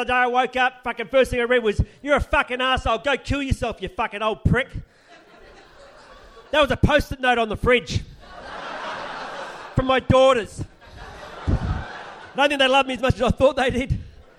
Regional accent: Adelaide, South Australia, Australia; now in United States; I'm actually from Adelaide, and Adelaide's an 8-hour trip to Mamaroneck

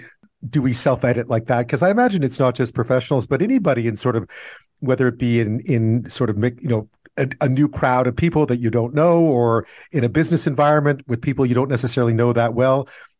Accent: Montreal, Quebec, Canada; I grew up in Montreal

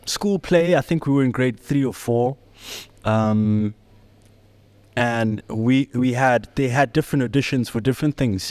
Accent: Johannesburg, Gauteng, South Africa; also born or lived in Soweto; I'm born and raised in the south of Johannesburg. Well, I was born in Shawela

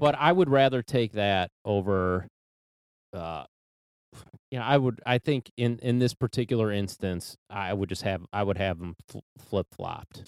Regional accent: Cleveland, Ohio, United States; we're from Cleveland

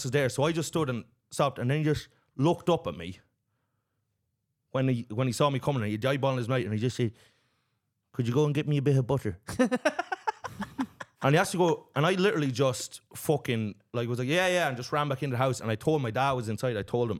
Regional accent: Kilkenny, Leinster, Ireland; my hometown in Kilkenny

